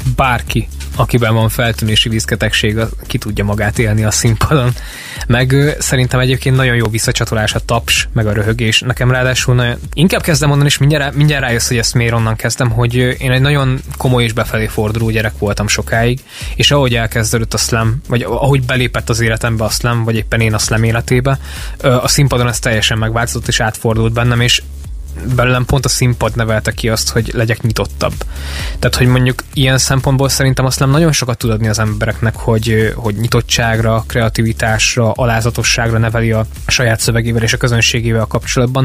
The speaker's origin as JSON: {"language": "Hungarian", "town": "Mindszent", "region": "Csongrád-Csanád", "country": "Hungary", "also_born_or_lived": "Szeged", "said": "én amúgy eredetileg Mindcentről jöttem"}